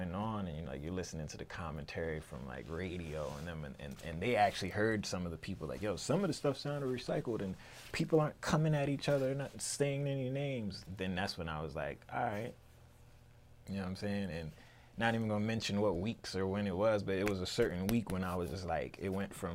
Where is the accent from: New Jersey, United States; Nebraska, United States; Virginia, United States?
Virginia, United States; Newport News; moved away as an adult; now in Richmond, United States; I'm from Newport News. I graduated high school in 2003.